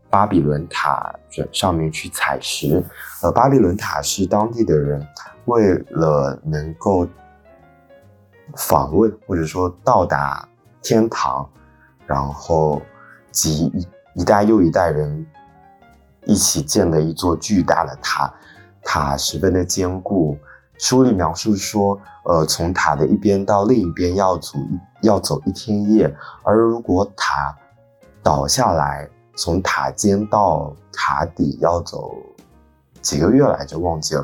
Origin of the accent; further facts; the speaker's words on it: Fuzhou, Fujian, China; moved away; 国庆回福州了